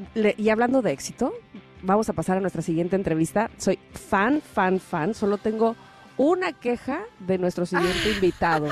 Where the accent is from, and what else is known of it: Mexico